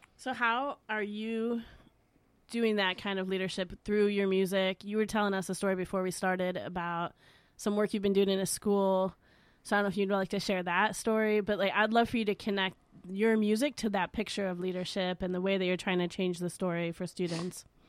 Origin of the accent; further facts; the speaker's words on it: Chicago, Illinois, United States; I'm from Chicago